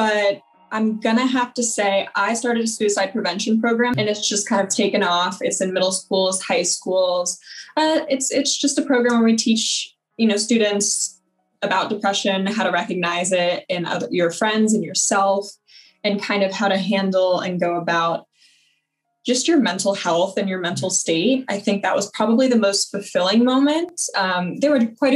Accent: South Florida, United States; moved away as an adult; now in Los Angeles, United States; I grew up in South Florida.

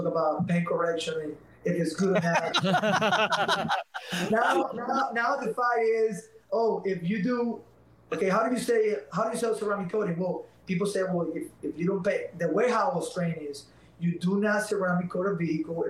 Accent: Venezuela; English is a second language; now in United States; I'm not Mexican. I'm from Venezuela.

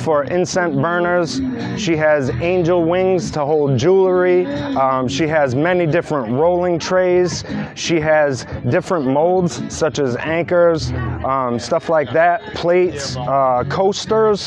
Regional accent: New Bedford, Massachusetts, United States; I come from New Bedford, Massachusetts

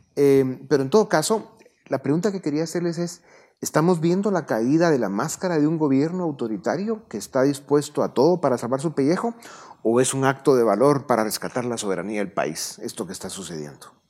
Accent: Guatemala; Somos guatemaltecos

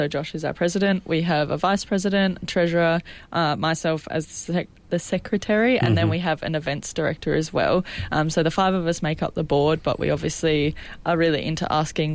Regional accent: Maitland, New South Wales, Australia; also born or lived in Newcastle; I'm originally from Maitland

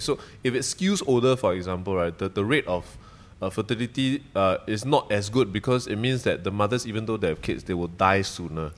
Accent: Singapore; also born or lived in Malaysia; I grew up here, essentially, like, from seven onwards

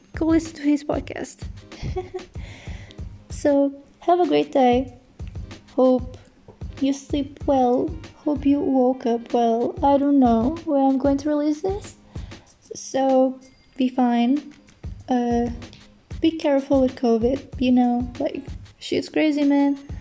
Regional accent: Portugal; English is a second language; I'm from Portugal

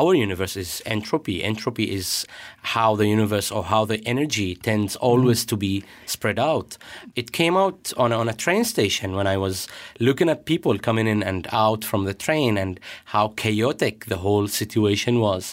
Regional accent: Syria; I am from Syria, and I am twenty-seven years old

